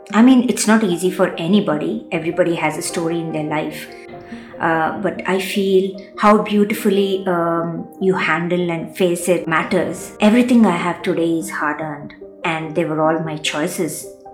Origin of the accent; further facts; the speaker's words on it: India; also born or lived in London; from India and completed my master's from London.